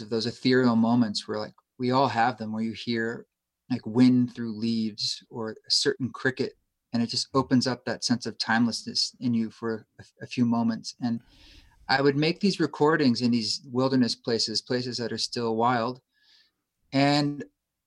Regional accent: Oregon, United States; moved away as an adult; also born or lived in New York City; I grew up in Oregon

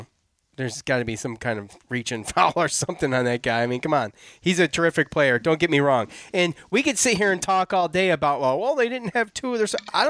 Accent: Syracuse, New York, United States; I grew up in Syracuse

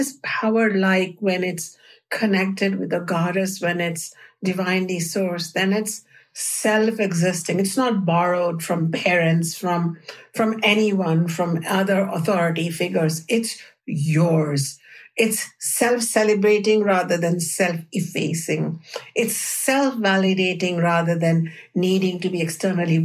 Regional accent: India; the culture that I grew up in India

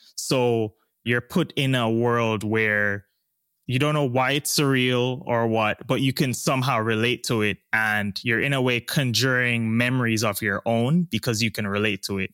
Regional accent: Jamaica; also born or lived in East Coast, United States; now in Los Angeles, United States; I'm Jamaican

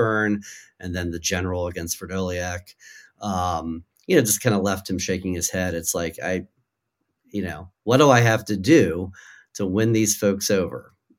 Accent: outside of Baltimore, Maryland, United States; now in Washington, DC, United States; I don't live here. I grew up outside of Baltimore.

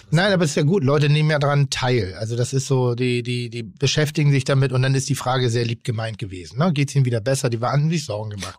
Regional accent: Pinneberg, Schleswig-Holstein, Germany; komme ich aus Pinneberg

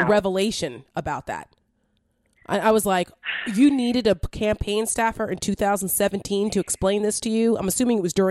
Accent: New Jersey, United States; I'm from Jersey

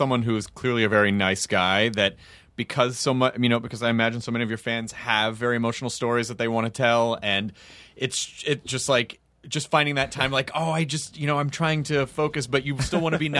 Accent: Australia; Sorry, guys. I'm Australian.

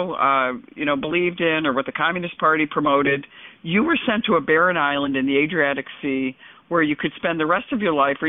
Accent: New York, United States; as a New Yorker

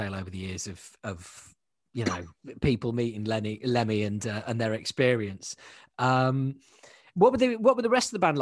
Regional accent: Yorkshire and the Humber, United Kingdom; now in London, United Kingdom; I'm originally from Yorkshire, and I support Leeds United.

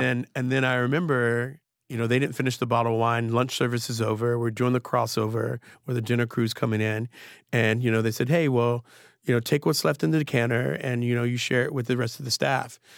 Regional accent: Trenton, New Jersey, United States; moved away; I grew up in Trenton during the crack era

